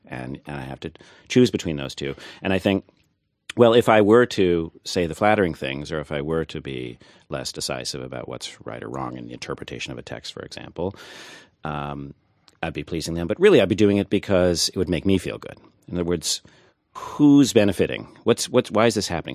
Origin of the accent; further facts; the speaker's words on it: Thunder Bay, Ontario, Canada; now in United States; I grew up in Thunder Bay, Ontario, so my Canadian creds are actually better than yours